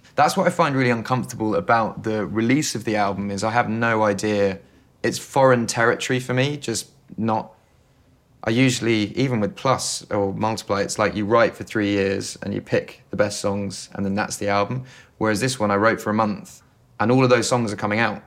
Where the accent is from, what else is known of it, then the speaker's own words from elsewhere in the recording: England, United Kingdom; I'm, I'm English